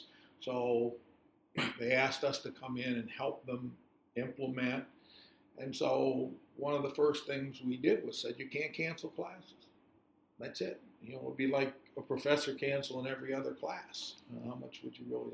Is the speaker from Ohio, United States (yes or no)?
yes; Youngstown, Ohio, United States; I was born and raised in Youngstown, Ohio, which is an old steel town in northeast Ohio.